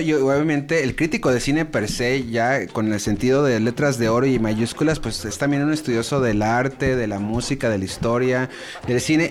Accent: Mexico; soy mexicano

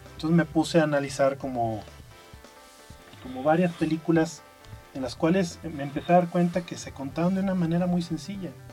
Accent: Aguascalientes, Mexico; moved away; yo soy de Aguascalientes.

